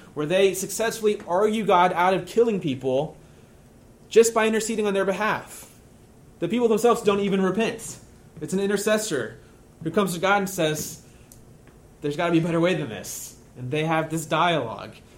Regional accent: United States; you and I, as American Christians

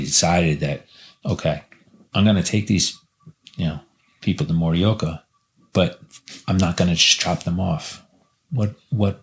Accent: New Jersey, United States; moved away as an adult; also born or lived in Fukushima, Japan; now in Matsumoto, Japan; back to my hometown. Back to New Jersey.

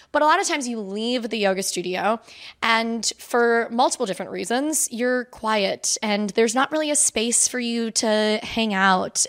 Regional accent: Spring Hill, Florida, United States; moved away as an adult; also born or lived in Saint Petersburg, Florida; now in Norfolk, United States; I am originally from Florida. Um, I was born in Spring Hill, Brooksville area

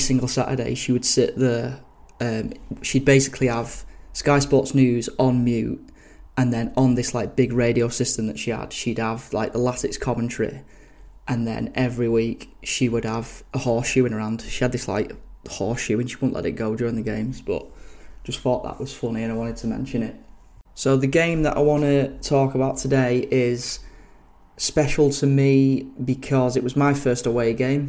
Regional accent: Billinge, North West England, United Kingdom; I'm from Billinge.

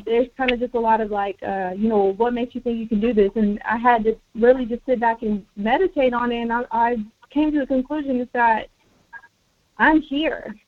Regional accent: United States; first language Spanish; English is a second language; a person that was born on this land on America, in america

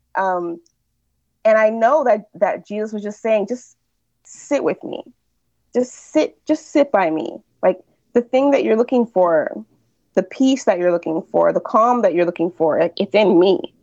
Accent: United States; moved away as an adult; now in Quebec, Canada

